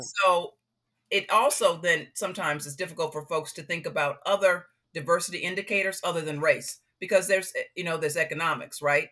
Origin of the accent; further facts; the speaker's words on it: Chicago, Illinois, United States; I grew up on the South Side